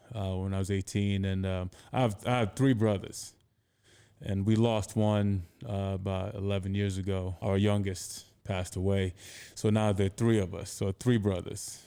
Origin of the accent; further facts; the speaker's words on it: Anambra, Nigeria; moved away as an adult; also born or lived in United States / Connecticut; now in New York, United States; I grew up in Anambra State, which is in the Igbo-speaking region